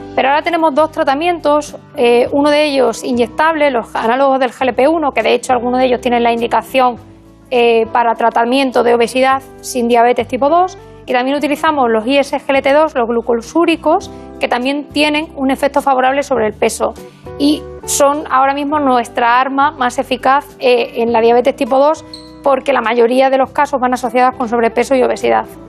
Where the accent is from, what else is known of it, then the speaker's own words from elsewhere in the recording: Burgos, Castile and León, Spain; moved away as an adult; also born or lived in Extremadura / Badajoz; now in A Coruña, Spain; me crié en Burgos. Eh, pero soy extremeña de, nacimiento